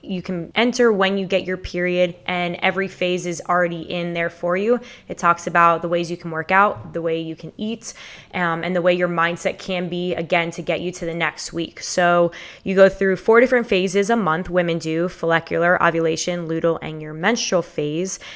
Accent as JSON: {"language": "English", "town": "Fort Lauderdale", "region": "Florida", "country": "United States", "tie": "born or raised there", "said": "born and raised in Fort Lauderdale, Florida."}